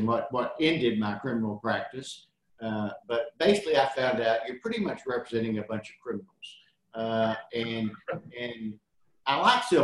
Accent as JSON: {"language": "English", "town": "Albany", "region": "Kentucky", "country": "United States", "tie": "born or raised there", "also_born_or_lived": "Texas", "lives_now": "Somerset, United States", "said": "Actually born in Texas, but my father's in the Air Force and we came back to Kentucky, and I grew up in Kentucky from Clinton County down on the Tennessee line, Albany"}